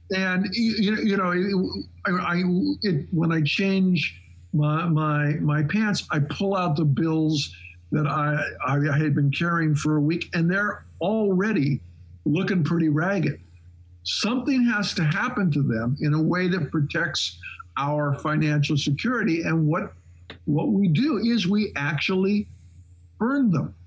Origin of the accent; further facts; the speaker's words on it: Shelby, Montana, United States; moved away; Shelby, Montana, which was by the way my hometown